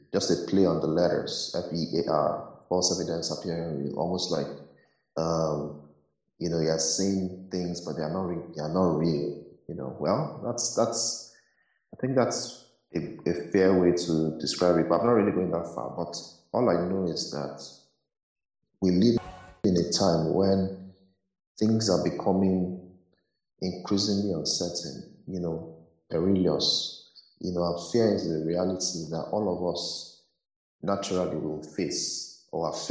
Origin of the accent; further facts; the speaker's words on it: Nigeria; growing up in Nigeria